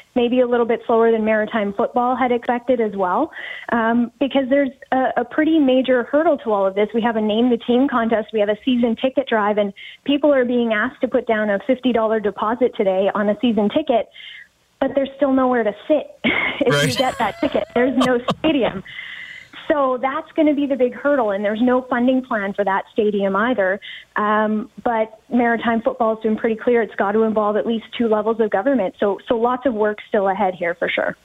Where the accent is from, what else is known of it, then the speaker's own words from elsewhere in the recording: Saskatchewan, Canada; now in Halifax, Canada; I grew up in Saskatchewan